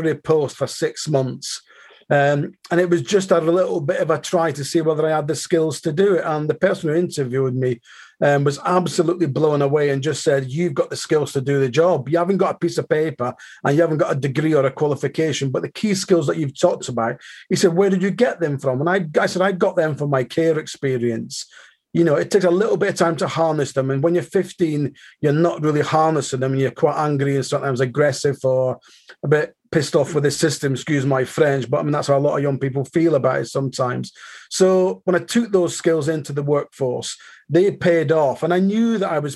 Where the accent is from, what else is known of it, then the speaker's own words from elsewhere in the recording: Aberdeen, Scotland, United Kingdom; now in Manchester, United Kingdom; I live in Manchester, but I'm born and bred in Aberdeen